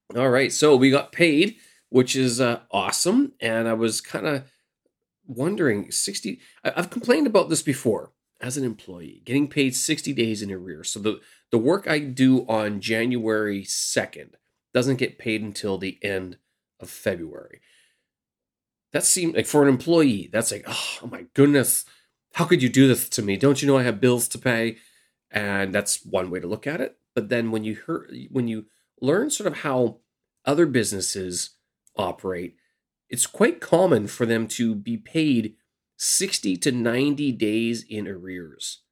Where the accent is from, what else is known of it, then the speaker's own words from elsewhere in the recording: Canada; moved away as an adult; now in Beijing, China; I'm your Canadian expat here in Beijing, China